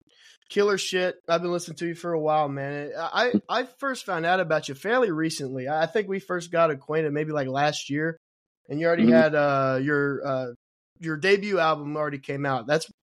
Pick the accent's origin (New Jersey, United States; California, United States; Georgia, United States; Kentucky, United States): Kentucky, United States; moved away; also born or lived in Texas; I'm from Kentucky. So I moved out there